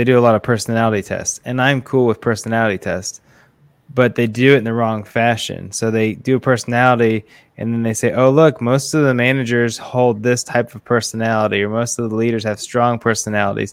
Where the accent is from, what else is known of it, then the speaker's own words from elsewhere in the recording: Midwest, United States; I'm from the Midwest. Don't talk the same as him